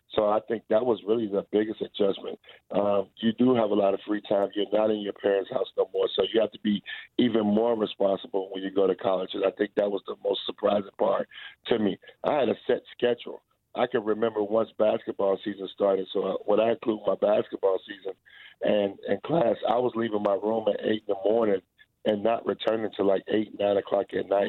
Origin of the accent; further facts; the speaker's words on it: Chicago, Illinois, United States; moved away as an adult; also born or lived in Lexington, Kentucky; I was a kid from Chicago that went to Montcalm, a small private school